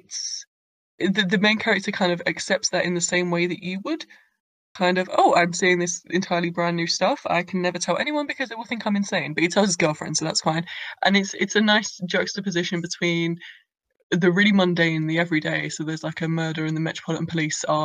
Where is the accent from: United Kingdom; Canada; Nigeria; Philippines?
United Kingdom; London; I was born and raised in London.